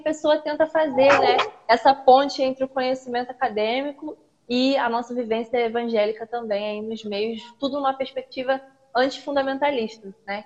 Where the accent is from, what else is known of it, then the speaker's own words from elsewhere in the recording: Duque de Caxias, Rio de Janeiro, Brazil; Sou carioca, sou de Duque de Caxias